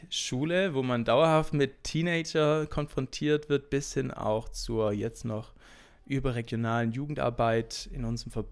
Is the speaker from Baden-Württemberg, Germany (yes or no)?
yes; Urbach, Baden-Württemberg, Germany; Ich komme aus Urbach, gehe in die Gemeinde Plüderhausen, ist eine Gemeinde Gottes und bin dort seit ich denken kann eigentlich groß geworden